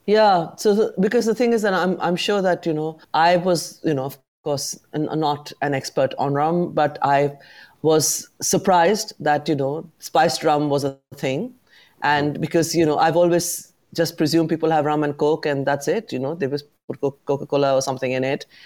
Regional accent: London, United Kingdom; I'm very proud as a Londoner who has set up a business in the city

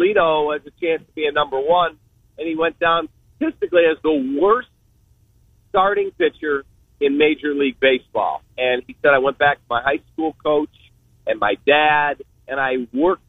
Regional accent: Chicago, Illinois, United States; did morning drive radio in my hometown of Chicago.

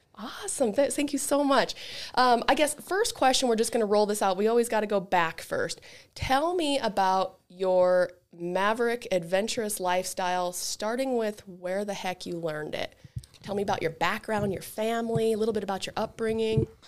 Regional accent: Elk Park, Montana, United States; I also grew up in Elk Park.

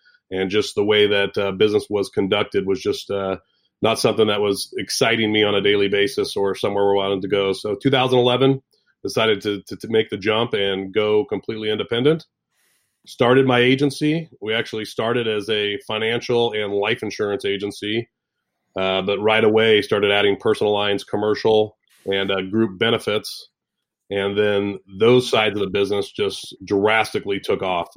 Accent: Sacramento, California, United States; also born or lived in Oregon; We're based out of Sacramento, California. So grew up in this area. I've been pretty much a California person my entire life

